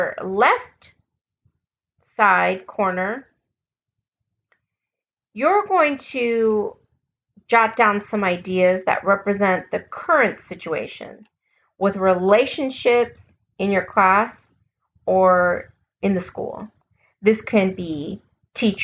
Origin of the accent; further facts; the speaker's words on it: United States; accent: American; my American accent